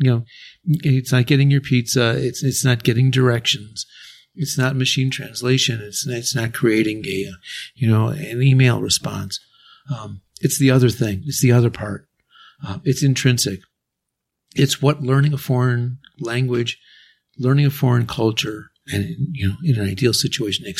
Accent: United States; moved away; also born or lived in Japan / Mexico; my home country, United States

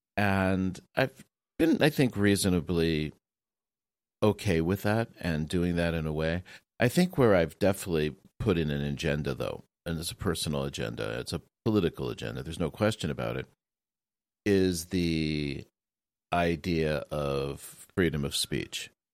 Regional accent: United States; now in Japan; as an American, uh, in Japan

